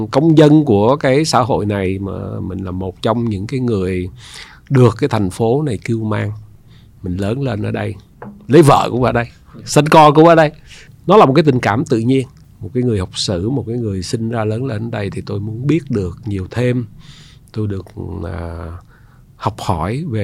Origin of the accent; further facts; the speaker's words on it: Ho Chi Minh City, Vietnam; born there; À, bố mẹ tôi thì à, đến từ Hà Nội. Dạ. À, tôi sinh ở Sài Gòn à, năm 1962.